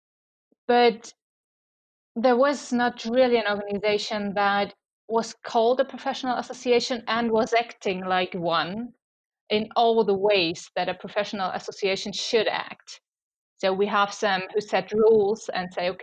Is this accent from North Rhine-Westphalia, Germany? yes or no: no; around Munich, Bavaria, Germany; also born or lived in Kiel; I was raised around Munich and I'm still there.